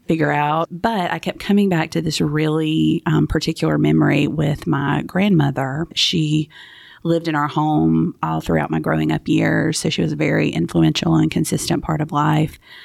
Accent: South Georgia, United States; growing up in South Georgia

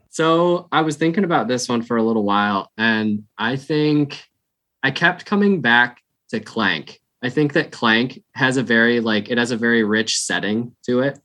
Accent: Minnesota, United States; My hometown, Minnesota Twins

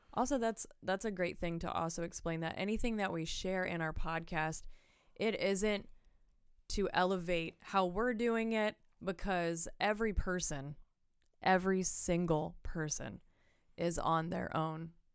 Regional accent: Pennsylvania, United States; I was born and raised here

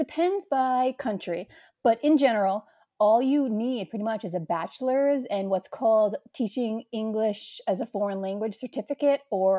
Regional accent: New York, United States; accent: New York; It totally crippled away at my New York accent.

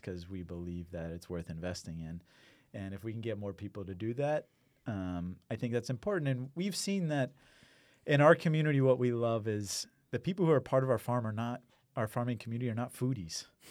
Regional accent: Houston, Texas, United States; also born or lived in Iowa / Maine; I grew up in Houston

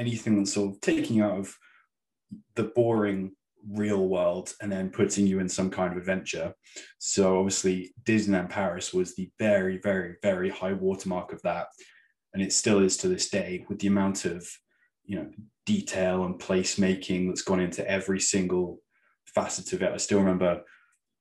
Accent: Torquay, South West England, United Kingdom; there was a place in my hometown, Torquay, called the Fun Factory

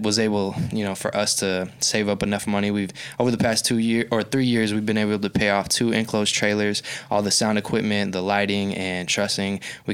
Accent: Oklahoma City, Oklahoma, United States; born and raised in Oklahoma City

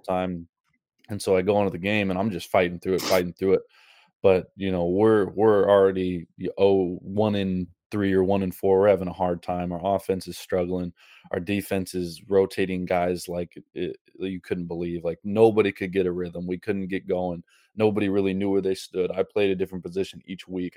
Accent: Seattle, Washington, United States; moved away as an adult; also born or lived in Bellevue, Washington / Hawaii / Montana; I grew up in Seattle, so I grew up in, you know, kinda fall weather

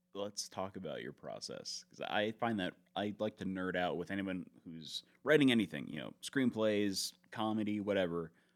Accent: Tampa, Florida, United States; I was born in Tampa

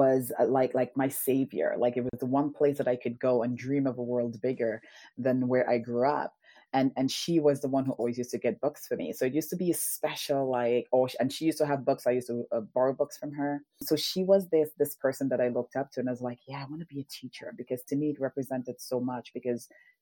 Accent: St. Lucia; moved away; I grew up in the Caribbean in St. Lucia, in a tiny village called Bus Labawi.

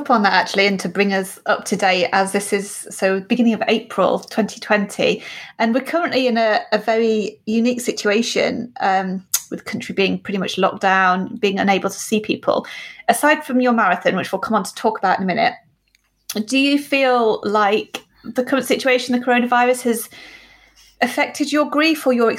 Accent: United Kingdom; We'll make do. We're British.

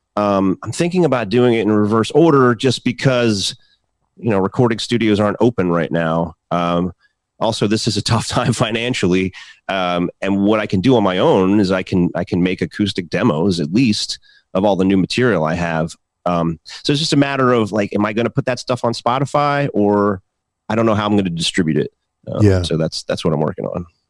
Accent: Philadelphia, Pennsylvania, United States; the state of Pennsylvania, which my home state

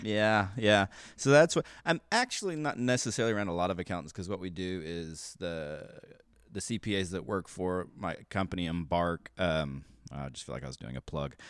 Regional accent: Kansas City, United States; moved away as an adult; also born or lived in Pittsburg, Kansas / Denton, Texas; I really grew up between Texas and Kansas. Uh, I was born in Pittsburgh, Kansas, lived there till I was three, and then moved to Dennis in Texas. And then we moved back to the suburbs of Kansas City when I was ten

